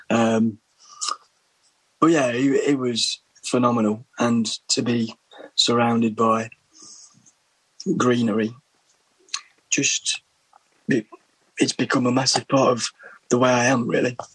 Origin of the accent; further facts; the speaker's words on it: Berlin, Germany; born there; Hence, why I was born in Berlin. Actually, I was